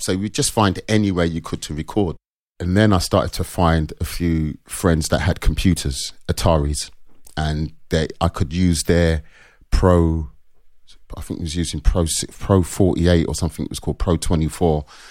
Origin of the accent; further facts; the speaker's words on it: London, United Kingdom; I was born in North London, Caledonian Road